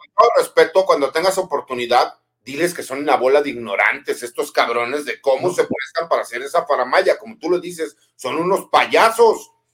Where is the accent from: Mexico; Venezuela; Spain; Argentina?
Mexico; Jalisco; also born or lived in Mexico City / Monterrey; aunque soy chilango, pero yo me crié en provincia, me crié en Jalisco.